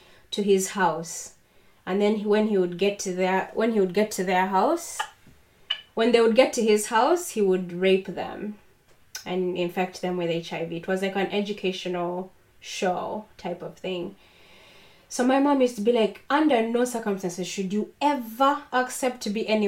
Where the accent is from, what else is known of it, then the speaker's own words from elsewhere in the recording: Uganda; I grew up in Uganda